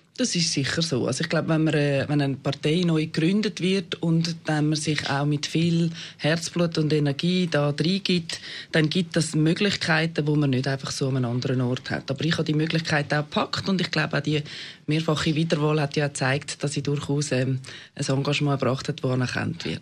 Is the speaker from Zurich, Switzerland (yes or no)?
yes; Weisslingen, Zurich, Switzerland; moved away as an adult; now in Zurich, Switzerland; ich wohne hier in der Stadt Zürich, bin äh, auf dem Land aufgewachsen